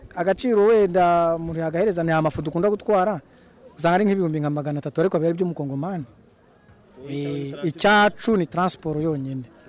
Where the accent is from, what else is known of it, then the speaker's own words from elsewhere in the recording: Rwanda; nk'abanyarwanda dukorera muri congo